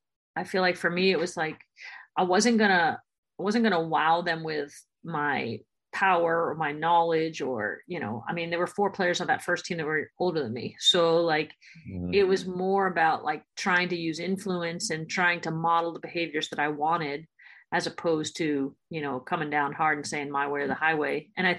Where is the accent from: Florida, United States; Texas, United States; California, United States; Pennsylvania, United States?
Florida, United States; I'm from Florida